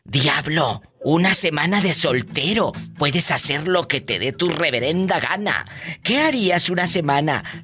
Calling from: Ciudad Guzmán, Jalisco, Mexico; te hablo de aquí desde Ciudad Guzmán, Jalisco.

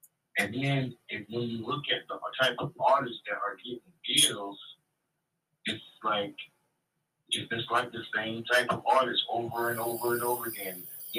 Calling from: Jacksonville, Florida, United States; I'm from Jacksonville, Florida, Duval County.

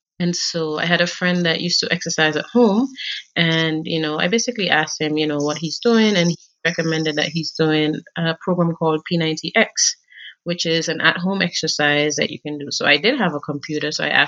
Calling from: Kenya; Okay, so I'm joining you from Kenya right now.

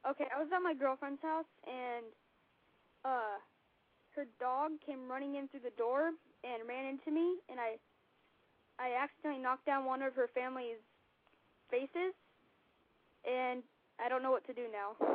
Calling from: California, United States; I'm calling from California.

